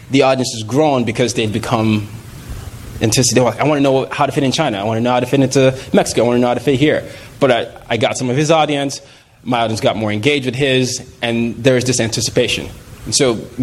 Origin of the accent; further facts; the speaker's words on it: Nigeria; I'm from Nigeria